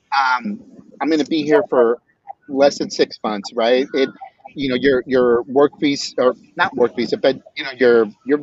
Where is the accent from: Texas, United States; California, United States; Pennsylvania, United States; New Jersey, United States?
California, United States; Bay Area; also born or lived in Riverside, California / Zacatecas, Mexico / Mountain View, California; I was born in Riverside, Southern California, right? And a month after I was born, we moved back to Zacatecas, lived there until I was five, and then we came back to California, i.e. the Bay Area. And honestly, I mean, I lived in the Bay Area for 46 years.